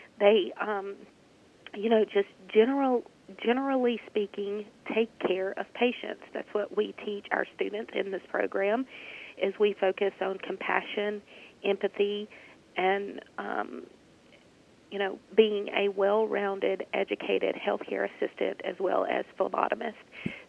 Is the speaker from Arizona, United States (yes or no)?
no; Senatobia, Mississippi, United States; I am originally born and raised in Senatobia, Mississippi. I graduated from high school at Senatobia